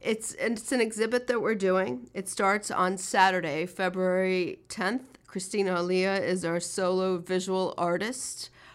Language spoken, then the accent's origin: English; Russia; now in Miami, United States; I'm Russian. I'm a woman. We came from Russia in the 1970s.